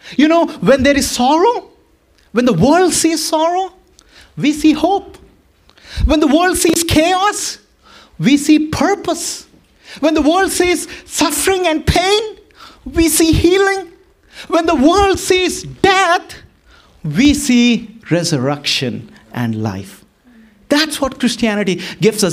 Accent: Boston, Massachusetts, United States; I'm from Boston

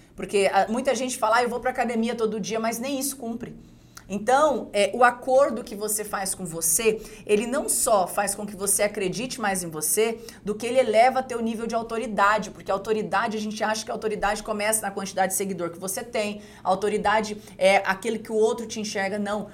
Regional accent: Dourados, Mato Grosso do Sul, Brazil; also born or lived in Rio Grande do Sul; morava numa comunidade na cidade de Dourados, Mato Grosso do Sul. Eu sou gaúcha, mas eu me mudei muito cedo para para essa cidade, né, Dourados, no interior de, do Mato Grosso do Sul.

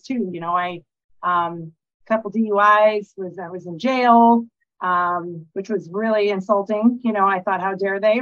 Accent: Alaska, United States; now in La Cruz de Guanacaste, Mexico; I'm from Alaska. I currently reside in La Cruz de Guanacaste, Mexico

